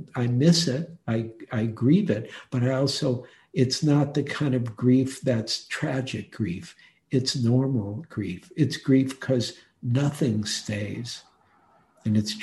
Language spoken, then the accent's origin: English; Detroit, Michigan, United States; moved away as an adult; also born or lived in New York City; now in San Francisco, United States; I was born in Detroit and lived in Detroit and had some really hard dukkha in Detroit, and also loved Detroit totally. It was such a great city when I was a boy